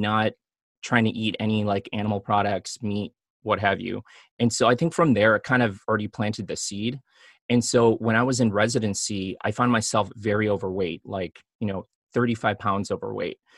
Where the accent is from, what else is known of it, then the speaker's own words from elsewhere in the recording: Chicago, Illinois, United States; now in Los Angeles, United States; I grew up in Chicago